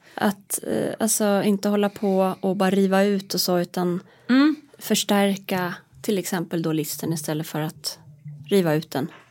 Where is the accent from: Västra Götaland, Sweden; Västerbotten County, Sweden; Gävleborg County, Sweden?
Gävleborg County, Sweden; Hälsingland; also born or lived in Roslagen; now in Stockholm, Sweden; jag är uppvuxen i Hälsingland